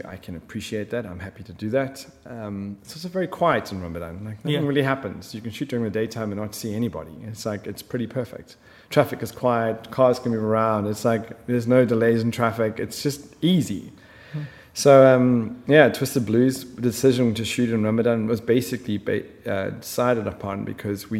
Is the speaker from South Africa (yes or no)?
yes; South Africa; moved away as an adult; also born or lived in Middle East; I'm from South Africa. You know, we branded as racist. And, you know, we grew up in schools and our friends were from all over the planet